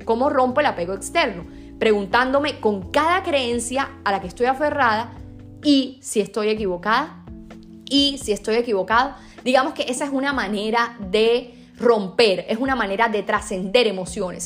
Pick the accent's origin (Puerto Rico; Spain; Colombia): Colombia; Sincelejo, Sucre; yo por ejemplo nací en Cincelejo